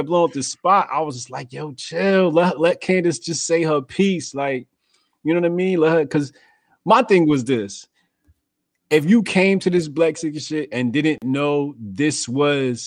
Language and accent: English; New Jersey, United States; accent: Jersey; my Jersey accent